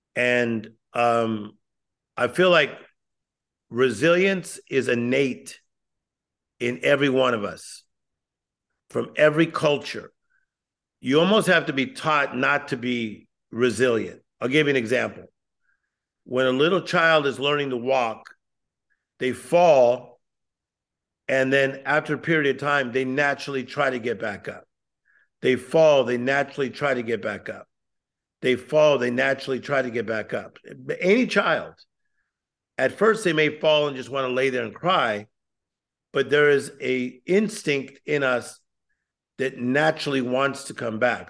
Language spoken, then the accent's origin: English; Compton, California, United States; I'm, I'm originally from Compton, California. I was born in Compton